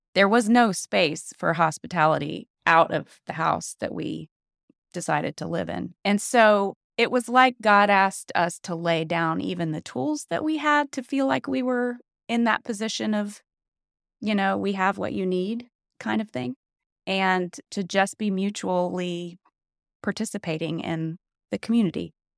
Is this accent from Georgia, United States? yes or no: yes; Atlanta, Georgia, United States; moved away; I grew up in Atlanta, and I grew up in kind of the just epicenter of white Southern evangelicalism